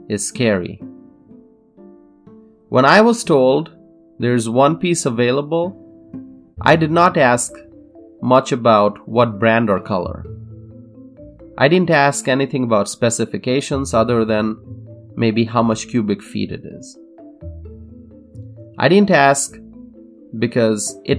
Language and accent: English; United States; I am an American